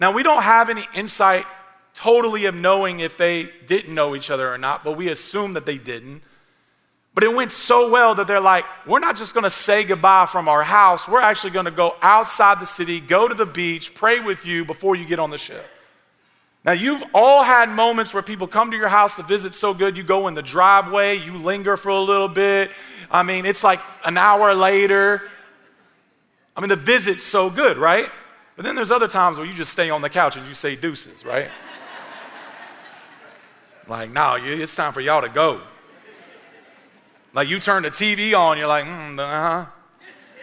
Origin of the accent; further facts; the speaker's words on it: Clarksville, Tennessee, United States; moved away as an adult; also born or lived in Kentucky; I wanted to move back to Clarksville, my hometown